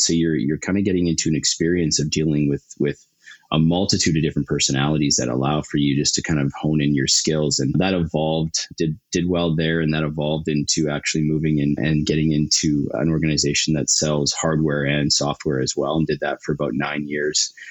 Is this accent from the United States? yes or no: no; Calgary, Alberta, Canada; I'm born and raised Calgarian